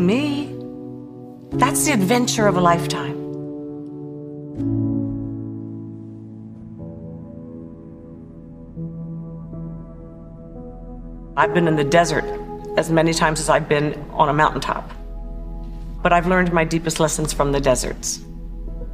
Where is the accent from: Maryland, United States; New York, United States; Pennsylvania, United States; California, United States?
Maryland, United States; also born or lived in Paris, France; I was born in Paris, France, but I grew up in Maryland